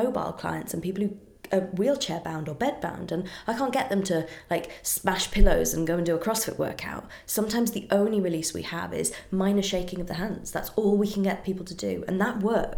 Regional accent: United Kingdom; I'm very British.

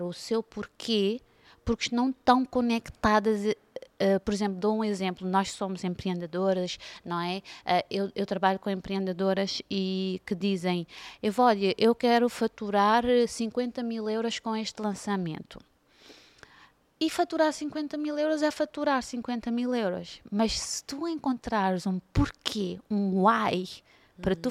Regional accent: Cape Verde; now in Portugal; eu venho de Cabo Verde

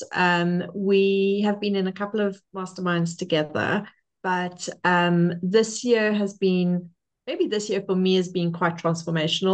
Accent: Cape Town, Western Cape, South Africa; now in Lake District, United Kingdom; I am originally from Cape Town, South Africa.

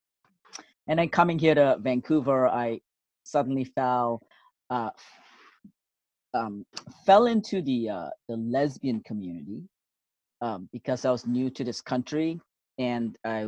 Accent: Singapore; now in Canada; I was born in Singapore in 1968, June 25th.

